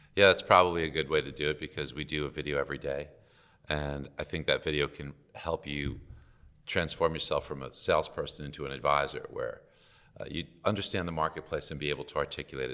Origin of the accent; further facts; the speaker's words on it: New York City, New York, United States; I grew up in Brooklyn, New York